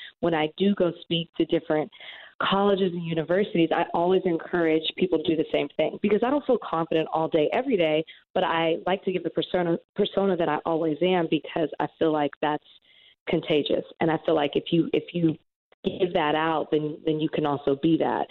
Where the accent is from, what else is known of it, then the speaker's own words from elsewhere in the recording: Texas, United States; moved away as an adult; also born or lived in Dallas; now in Miami, United States; I'm from Texas